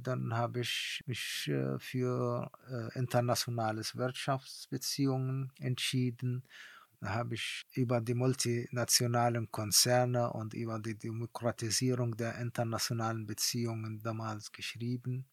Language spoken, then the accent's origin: German; Palestine; German is a second language; moved away as an adult; also born or lived in East Germany; als Palästinenser